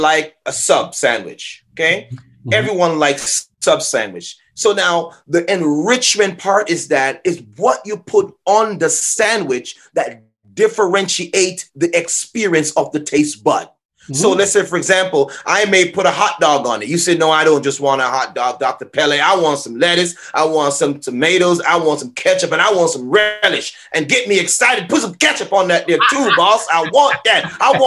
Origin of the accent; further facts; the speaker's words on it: Jamaica; moved away; I'm originally from Jamaica